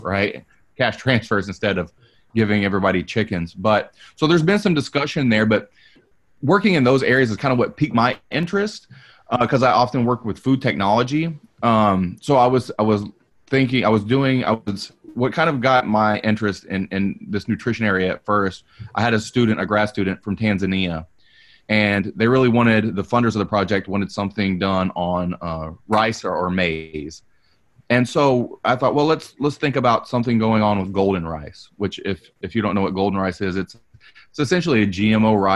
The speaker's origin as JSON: {"language": "English", "region": "the South", "country": "United States", "said": "I'm from the South"}